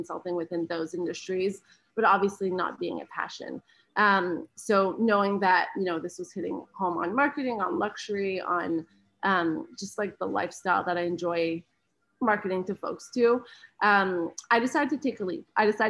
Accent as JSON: {"language": "English", "country": "Canada", "moved": "as an adult", "lives_now": "United States", "said": "I'm Canadian"}